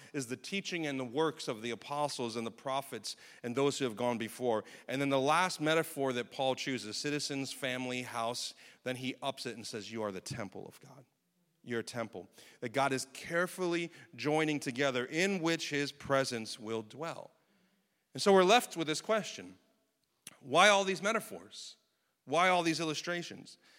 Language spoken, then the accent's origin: English; United States; as American citizens